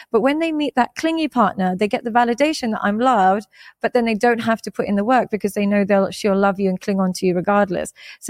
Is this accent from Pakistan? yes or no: yes; Pakistan; I am Muslim. I'm Pakistani, so we grew up Muslim.